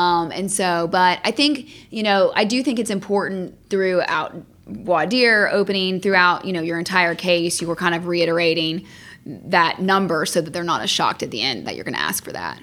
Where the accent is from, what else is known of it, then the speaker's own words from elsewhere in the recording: Franklin, Tennessee, United States; moved away as an adult; also born or lived in Athens, Georgia / Austin, Texas; now in Atlanta, United States; I grew up outside of Nashville, Tennessee, in a town called Franklin.